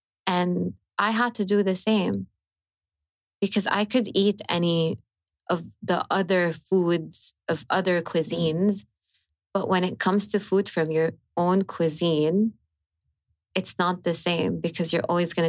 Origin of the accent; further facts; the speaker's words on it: Hejaz, Saudi Arabia; accent: Hijazi; the way we speak at home is I would speak in my accent, Hijazi accent.